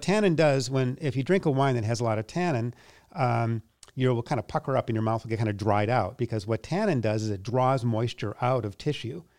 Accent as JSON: {"language": "English", "town": "Minneapolis", "region": "Minnesota", "country": "United States", "tie": "born or raised there", "moved": "as an adult", "lives_now": "New York, United States", "said": "I grew up in Minneapolis"}